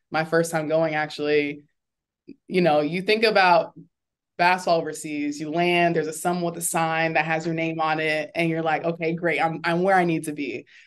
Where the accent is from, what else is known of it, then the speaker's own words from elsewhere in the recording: Orlando, Florida, United States; I am from Orlando